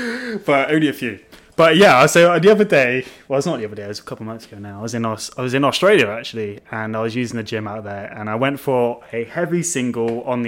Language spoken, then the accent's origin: English; Melksham, South West England, United Kingdom; There was a gym in my hometown. I grew up in a little town called Melksham, which is in Wiltshire.